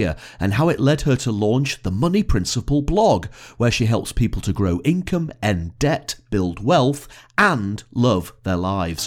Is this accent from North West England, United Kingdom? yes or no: yes; Blackpool, North West England, United Kingdom; now in Edinburgh, United Kingdom; I grew up in Blackpool, which is probably only about 50 miles away from Manchester.